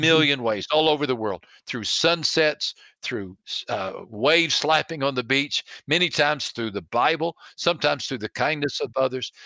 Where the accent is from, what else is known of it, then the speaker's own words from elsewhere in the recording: Texas, United States; I was raised in Texas